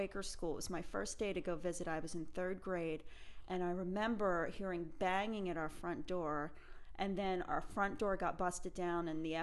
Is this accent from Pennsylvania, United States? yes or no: yes; Philadelphia, Pennsylvania, United States; I grew up in Philly